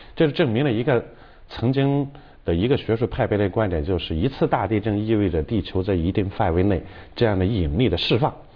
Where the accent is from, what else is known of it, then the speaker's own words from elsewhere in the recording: China; 我们中国人